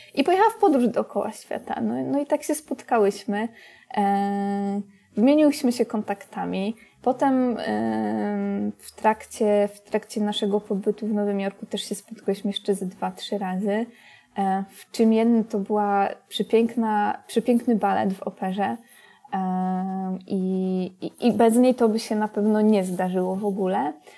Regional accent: Poland

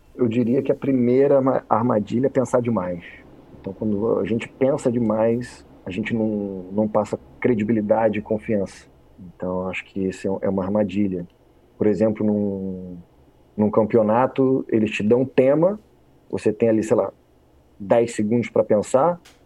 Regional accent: Rio de Janeiro, Brazil; moved away; Fui nascido e criado no Rio de Janeiro

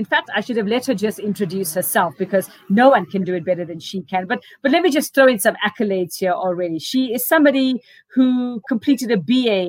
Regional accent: South Africa; I am South African

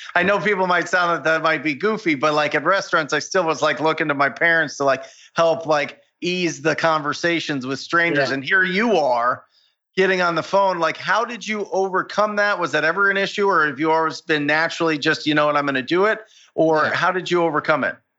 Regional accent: Arizona, United States; my home state of Arizona

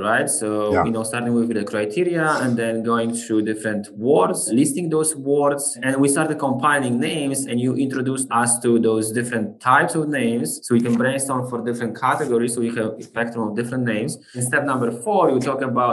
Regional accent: Poland; moved away; I'm originally from Poland.

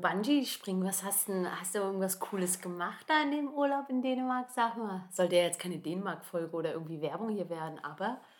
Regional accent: Germany; bei uns in Deutschland

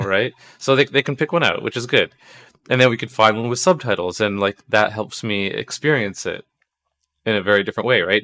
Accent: Toronto, Ontario, Canada; I was born here

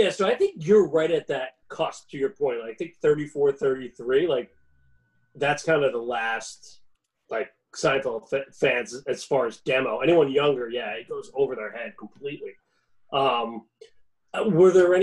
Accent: New York, United States; we're from New York

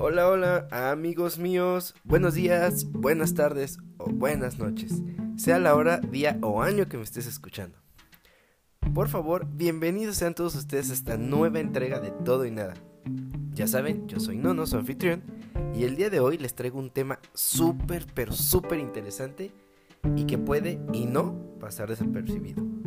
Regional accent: Guanajuato, Mexico; la tierra donde yo nací

